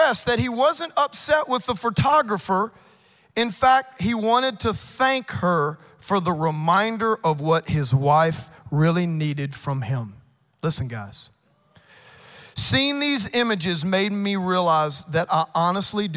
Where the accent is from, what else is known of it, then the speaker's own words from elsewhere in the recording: Cajun, Louisiana, United States; I'm a Cajun